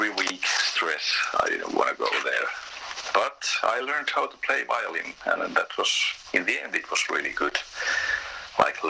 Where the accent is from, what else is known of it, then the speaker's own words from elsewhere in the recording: Tampere, Pirkanmaa, Finland; I was born in Tampere, that's the center in Finland